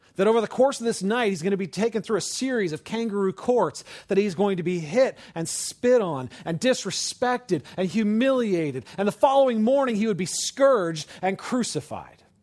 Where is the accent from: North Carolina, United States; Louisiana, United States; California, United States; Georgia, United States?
California, United States; Oakland; I grew up in California. I was born in Oakland, right across the bay from San Francisco